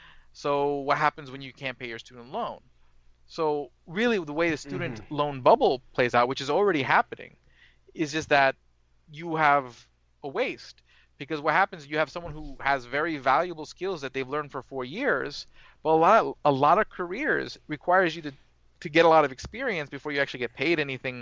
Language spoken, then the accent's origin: English; Brooklyn, New York, United States; I'm from Brooklyn, so I'm probably not too far from where you're at.